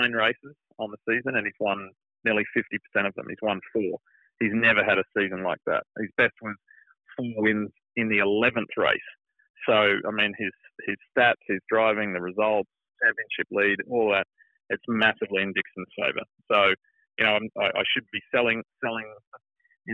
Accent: Queensland, Australia; accent: Australian; moved away as an adult; now in United States; my home state of Queensland's

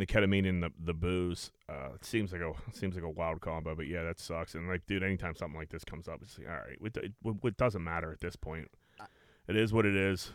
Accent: Greenfield, United States; I grew up on fucking Bigelow Street

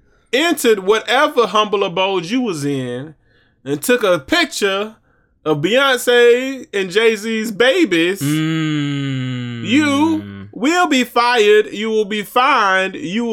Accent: Venezuela; now in New Jersey, United States; You thought I was in Los Angeles, but I'm a New Jersey boy, even though I'm from Venezuela.

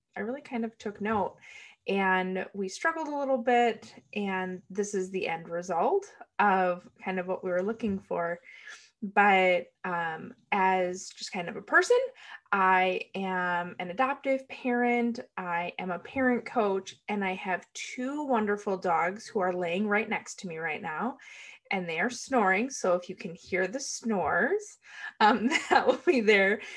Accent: United States; I am from the United States

